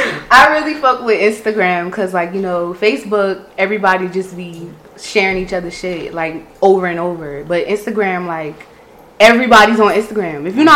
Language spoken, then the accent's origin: English; Pawleys Island, South Carolina, United States; I'm from Pawleys Island.